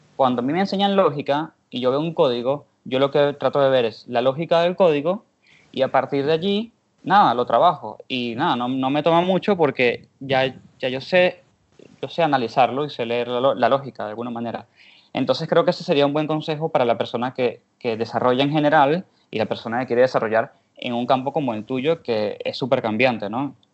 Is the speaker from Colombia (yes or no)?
no; Venezuela; now in Argentina; yo estoy en Argentina, pero yo soy de Venezuela